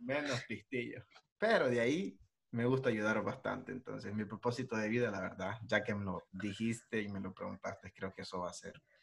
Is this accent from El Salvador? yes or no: yes; El Salvador; yo soy de, de El Salvador